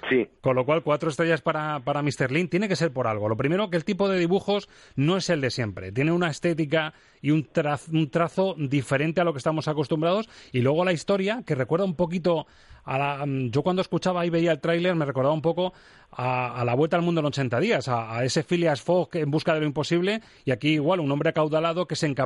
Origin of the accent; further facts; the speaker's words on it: Cádiz, Andalusia, Spain; soy gaditano